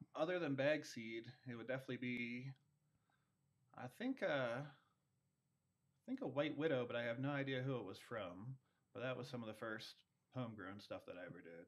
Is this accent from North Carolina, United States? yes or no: no; near Baltimore, Maryland, United States; moved away as an adult; also born or lived in South Carolina; I was born out uh, near Baltimore, Maryland, and grew up out there in the East Coast